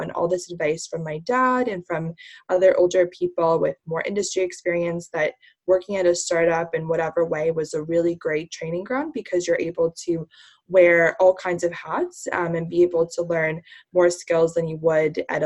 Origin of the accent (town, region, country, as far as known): New Jersey, United States; born or raised there; also born or lived in Indiana / China